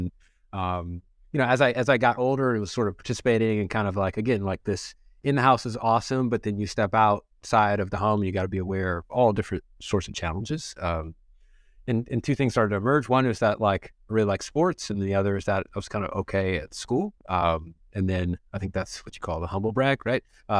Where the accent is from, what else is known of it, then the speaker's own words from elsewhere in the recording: Watts, California, United States; So I grew up in Watts, late 80s, early 90s, right?